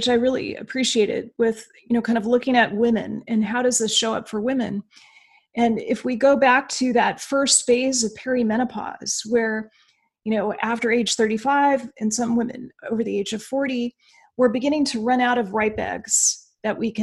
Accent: Alaska, United States; moved away as an adult; I'm from Alaska

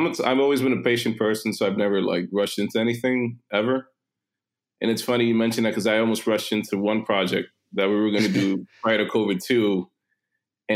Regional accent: New York City, New York, United States; also born or lived in Long Island City, Queens / Astoria, Queens; I grew up in the city. I grew up in Manhattan mostly for most of my life, lived in Long Island City a little bit in Astoria as a kid

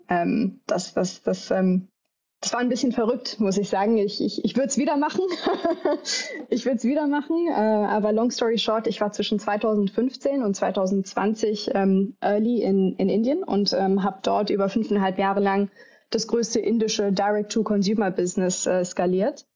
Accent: Düsseldorf, North Rhine-Westphalia, Germany; moved away as an adult; also born or lived in New Delhi / London; ich komme äh, ursprünglich aus Düsseldorf

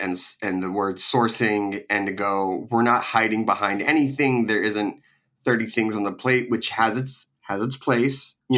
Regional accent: East Coast, United States; when I was growing up on the East Coast

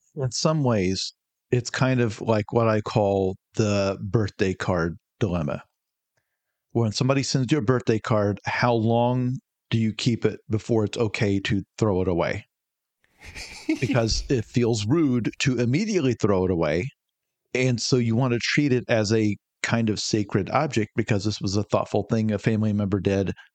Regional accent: United States; as an American

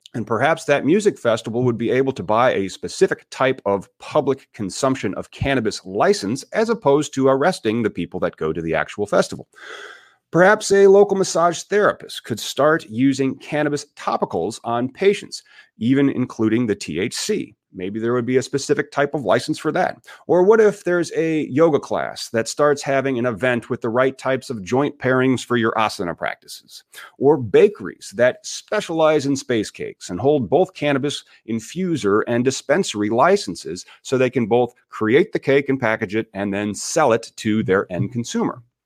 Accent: Peoria, Illinois, United States; my hometown is Peoria, Illinois.

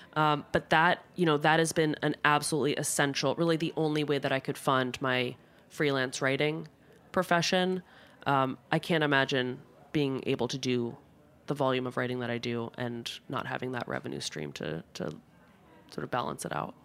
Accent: New Jersey, United States; also born or lived in Basilicata, Italy (ancestry); now in Rome, Italy; I, as a Jersey Italian American

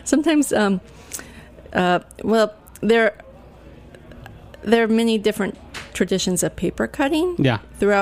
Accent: outside of Seattle, Washington, United States; also born or lived in Olympia, Washington; I grew up outside of Seattle, and so I always had mountains and water in my view, and I moved to Olympia all the way back in 1986

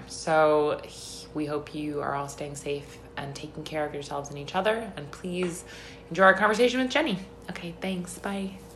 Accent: Long Island, New York, United States; also born or lived in Brooklyn; have both lived in New York our whole lives grew up in Long Island, both of us.

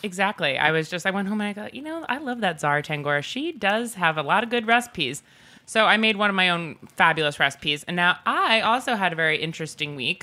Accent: North Shore of Long Island, New York, United States; growing up in the North Shore of Long Island

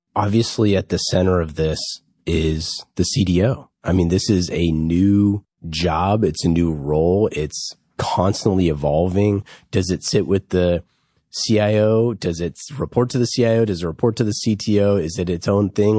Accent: Bay Area, California, United States; grew up in, uh, in the, in the Great Bay Area.

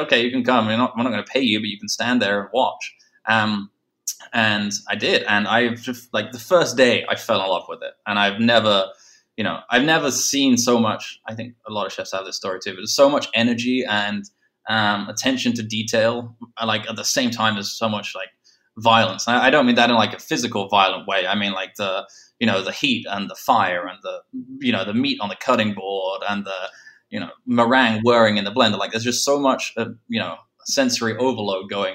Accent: England, United Kingdom; moved away as an adult; also born or lived in London; now in New York, United States; being English

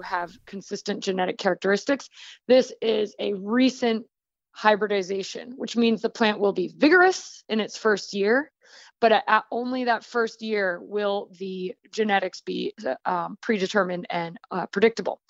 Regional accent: Rhode Island, United States; also born or lived in Missouri Ozarks; now in Florida, United States; I'm originally from Rhode Island, and then I was farming with Baker Creek in the Missouri Ozarks, and now I am gardening and farming in Florida.

